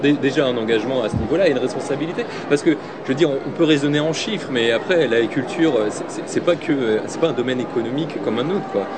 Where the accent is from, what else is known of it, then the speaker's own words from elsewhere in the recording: Alsace, Grand Est, France; je viens d'Alsace